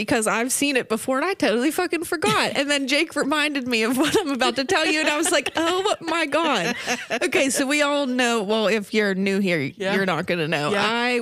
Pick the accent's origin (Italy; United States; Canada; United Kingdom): United States; Pittsburgh, Pennsylvania; we're from Pittsburgh